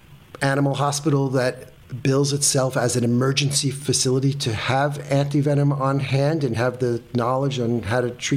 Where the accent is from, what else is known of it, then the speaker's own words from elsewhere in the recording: New York City, New York, United States; And I grew up in Brooklyn, New York